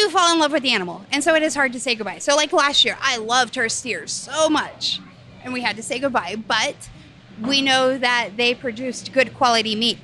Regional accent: Missouri, United States; now in Arvada, United States; I grew up in Missouri

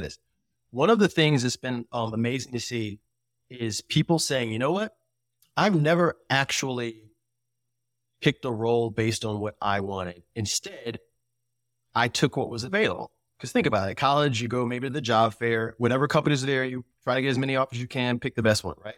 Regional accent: United States; we grew up in America

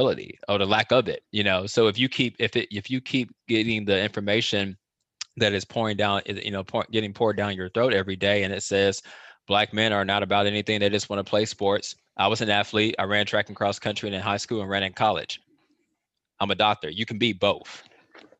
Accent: Chicago, Illinois, United States; I'm from Chicago

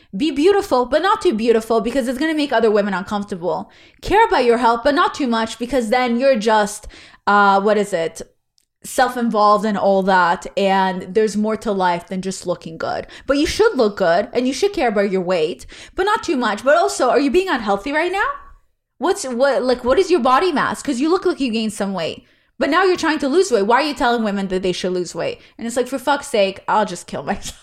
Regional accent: Israel; English is a second language; moved away; I'm Israeli

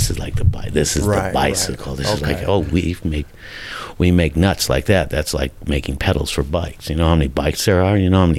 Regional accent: Long Beach, California, United States; also born or lived in Pinole, California; But I was born in Long Beach, and then we moved back down to Long Beach.

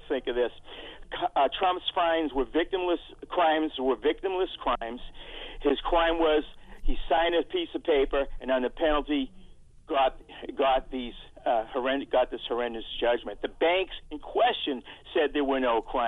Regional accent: Weymouth, Massachusetts, United States; I'm from Weymouth

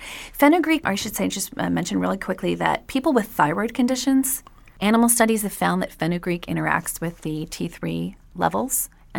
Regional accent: Quebec, Canada; Yeah, but of course I'm from Canada and from Quebec, so I love maple anything.

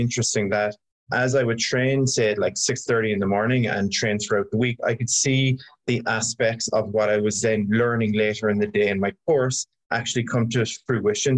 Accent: Ireland; moved away; I grew up in Ireland

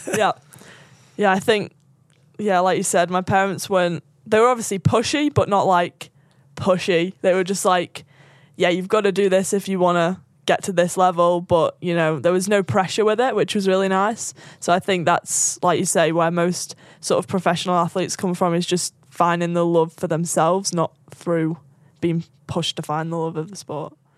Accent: Sandbach, North West England, United Kingdom; Just south of Manchester, like half an hour south, um, from a small town called Sandbach

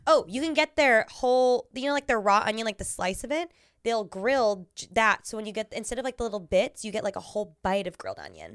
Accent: Orange County, California, United States; I grew up in Orange County

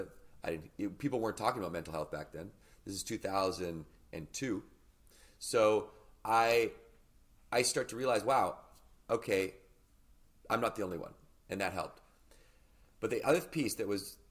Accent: Victoria, British Columbia, Canada; So I grew up in Victoria, British Columbia, which as a Canadian, you know, is just off the coast of Vancouver.

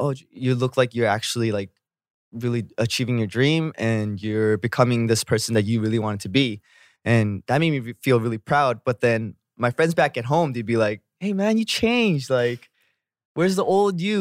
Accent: Vancouver, British Columbia, Canada; moved away as an adult; now in Korea; I'm from Vancouver

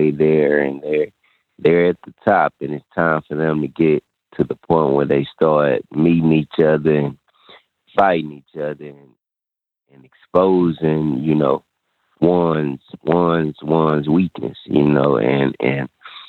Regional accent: Houston, Texas, United States; You know, I'm from Texas. I'm from Houston, Texas

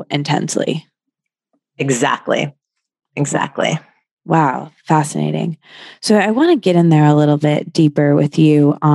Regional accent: Atlanta, Georgia, United States; i grew up in atlanta

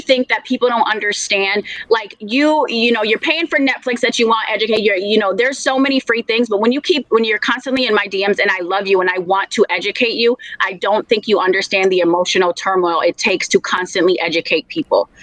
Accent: Minneapolis, Minnesota, United States; I am from Minneapolis. I am born and raised in Minneapolis. It is my home.

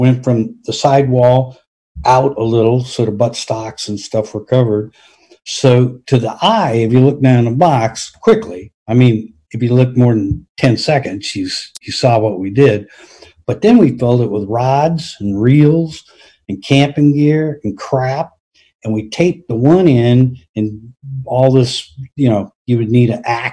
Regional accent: United States; I'm from America.

